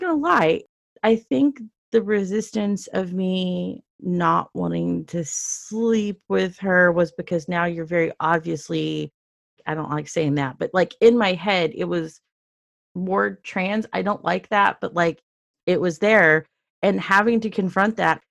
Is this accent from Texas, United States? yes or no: yes; Dallas, Texas, United States; I grew up in Dallas, Texas, where it was very, very, very, very conservative